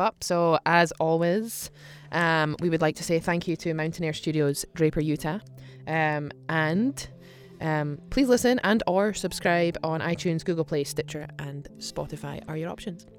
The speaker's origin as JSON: {"language": "English", "town": "Aberdeen", "region": "Scotland", "country": "United Kingdom", "moved": "yes", "said": "I'm Aberdeen"}